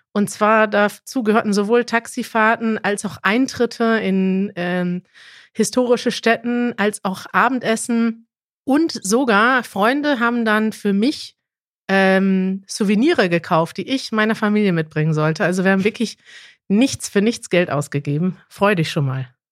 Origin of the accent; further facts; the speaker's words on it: Germany; als Deutsche